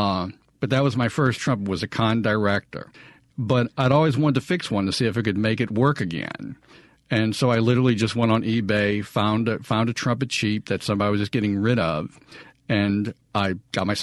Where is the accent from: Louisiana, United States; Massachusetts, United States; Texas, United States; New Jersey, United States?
Louisiana, United States; New Orleans; now in Jackson, United States; I'm originally from New Orleans, and music is literally everywhere